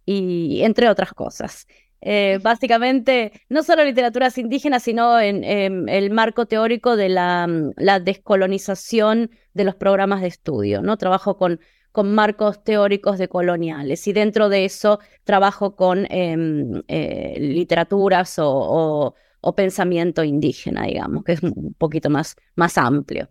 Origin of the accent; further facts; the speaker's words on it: Buenos Aires, Argentina; moved away as an adult; now in Boston, United States; soy argentina de Buenos Aires y vivo en Boston hace 23 años.